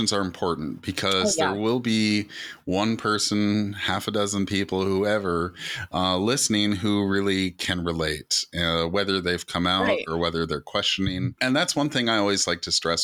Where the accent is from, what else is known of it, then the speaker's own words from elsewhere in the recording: Canada; I'm Native Canadian